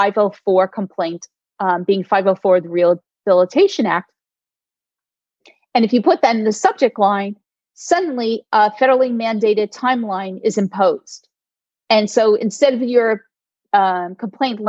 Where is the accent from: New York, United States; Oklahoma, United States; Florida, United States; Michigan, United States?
New York, United States; I'm a New Yorker.